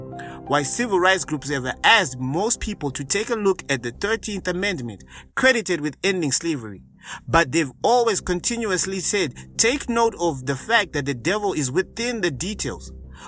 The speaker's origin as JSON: {"language": "English", "country": "Zimbabwe", "said": "us as Zimbabweans"}